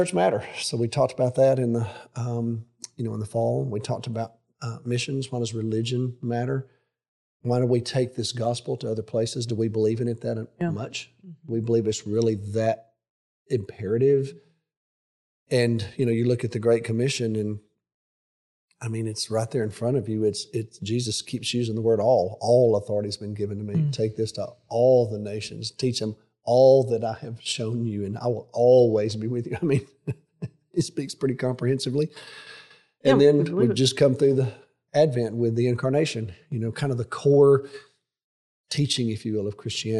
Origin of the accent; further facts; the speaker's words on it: Alabama, United States; growing up in Alabama